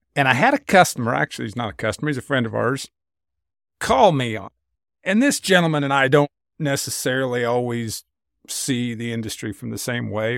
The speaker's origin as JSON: {"language": "English", "region": "Kansas", "country": "United States", "tie": "born or raised there", "said": "I grew up in Kansas in a very market-driven, value-based household"}